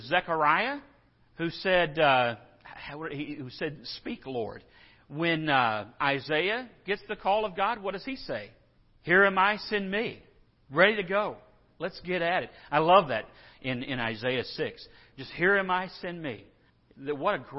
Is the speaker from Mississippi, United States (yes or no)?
no; San Angelo, Texas, United States; I grew up in San Angelo